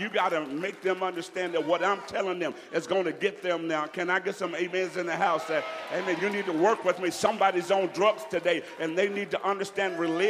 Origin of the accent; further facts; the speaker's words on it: Alabama, United States; I went to Jamaica, and they knew I was from Alabama. I'm not from Jamaica. I'm from Alabama.